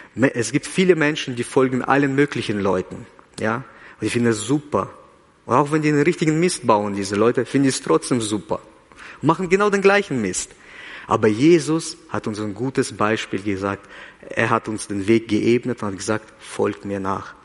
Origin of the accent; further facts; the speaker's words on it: Kazakhstan; now in Switzerland; ich bin in Kasachstan geboren